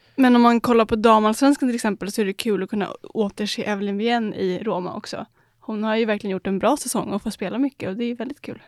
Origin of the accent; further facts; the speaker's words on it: Sweden; som svensk